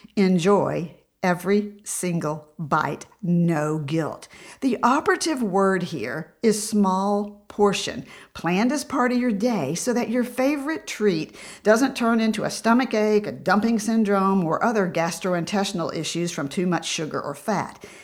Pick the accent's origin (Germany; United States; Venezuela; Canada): United States; Tennessee; I grew up in Tennessee